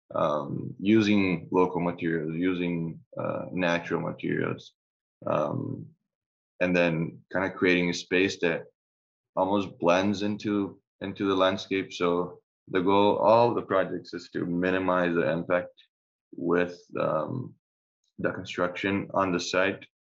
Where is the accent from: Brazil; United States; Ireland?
Brazil; I'm from Brazil